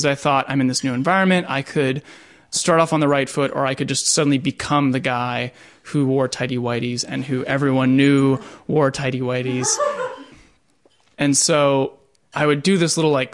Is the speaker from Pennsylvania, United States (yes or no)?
yes; Pittsburgh, Pennsylvania, United States; I grew up in Pittsburgh, Pennsylvania.